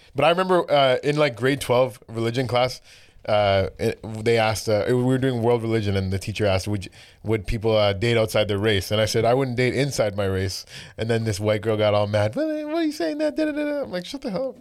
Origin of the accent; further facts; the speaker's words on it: Brampton, Ontario, Canada; I grew up in Brampton